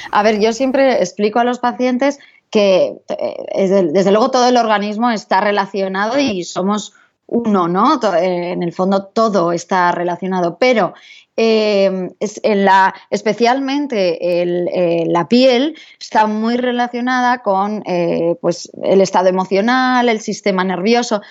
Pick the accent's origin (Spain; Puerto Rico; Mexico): Spain; San Sebastián, Basque Country; yo soy de San Sebastián, nací eh, allí en, esta bella ciudad de, San Sebastián Donostia, y, pero pronto nos fuimos a vivir a, otras ciudades y acabé volviendo a, San Sebastián.